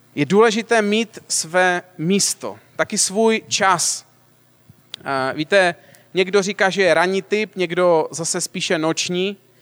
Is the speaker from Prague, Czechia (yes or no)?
no; Moravian-Silesian Region, Czechia; já teda pocházím ze Slezska